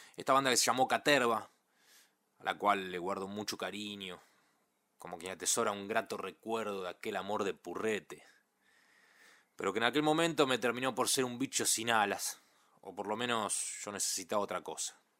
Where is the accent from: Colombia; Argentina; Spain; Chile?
Argentina; Ituzaingó, Buenos Aires Province; Nací y me crié en Ituzaingó